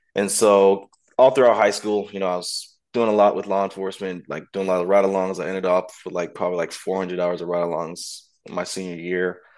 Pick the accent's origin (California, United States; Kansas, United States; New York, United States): Kansas, United States; moved away as an adult; now in Florida, United States; I'm originally from Kansas